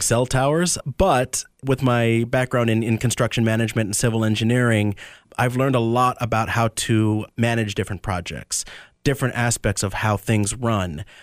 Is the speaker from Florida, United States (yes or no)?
yes; Tampa, Florida, United States; also born or lived in Medford, New Jersey; I was born in Medford, New Jersey. My family moved down, uh, to the Tampa area when I was three